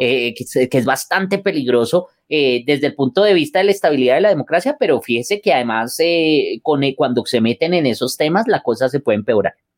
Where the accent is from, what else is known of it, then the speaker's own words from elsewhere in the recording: Colombia; somos nosotros como colombianos